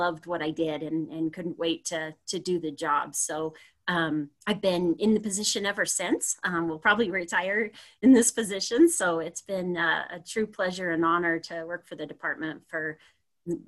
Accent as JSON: {"language": "English", "town": "Sparks", "region": "Nevada", "country": "United States", "also_born_or_lived": "Laramie, Wyoming", "said": "I was from the Sparks area."}